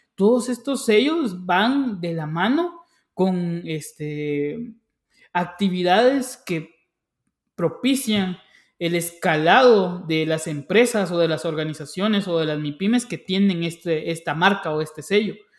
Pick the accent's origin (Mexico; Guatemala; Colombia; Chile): Guatemala; yo como guatemalteco